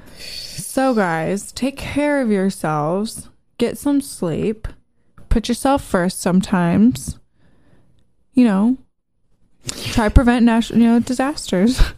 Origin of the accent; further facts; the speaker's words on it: United States; I'm American